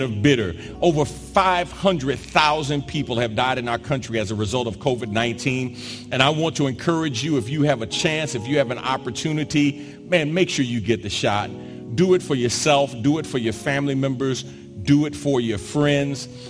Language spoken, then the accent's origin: English; New York, United States; moved away as an adult; also born or lived in South Jersey / Philadelphia; now in Houston, United States; I'm from New York originally and grew up between New York and South Jersey